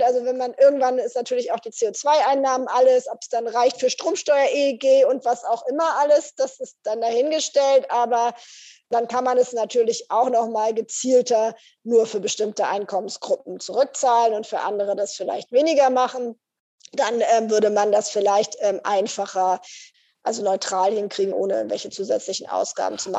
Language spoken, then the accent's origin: German; Northern Germany, Germany; mich hier als Norddeutsche